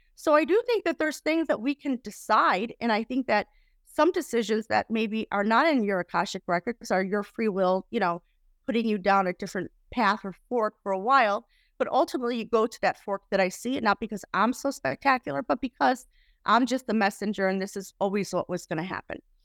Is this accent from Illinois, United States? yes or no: yes; Chicago, Illinois, United States; I was raised in Chicago